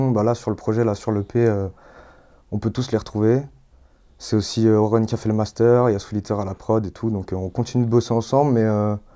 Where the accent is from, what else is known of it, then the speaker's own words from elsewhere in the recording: Villeurbanne, Auvergne-Rhône-Alpes, France; Je suis né à, Villeurbanne, j'ai grandi à Villeurbanne. Et puis euh, Lyon, j'ai été à Croix-Rousse et tout.